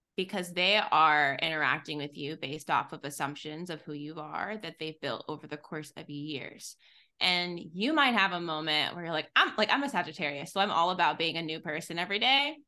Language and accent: English; Texas, United States; I'm from Texas. I'm very Southern.